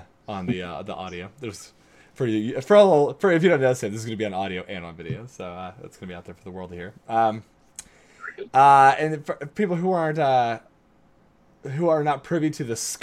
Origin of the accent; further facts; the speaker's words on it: United States; I'm from America